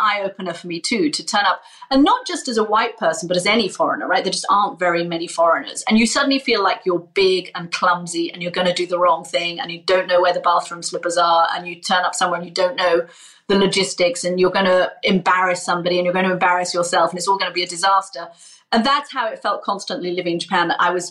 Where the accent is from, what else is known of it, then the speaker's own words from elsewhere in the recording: United Kingdom; as a Brit